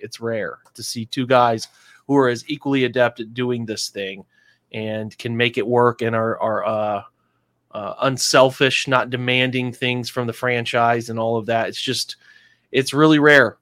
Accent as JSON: {"language": "English", "region": "England", "country": "United Kingdom", "said": "I'm an English guy"}